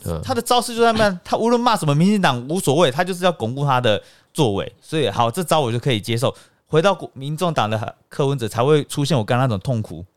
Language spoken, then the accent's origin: Chinese; Taiwan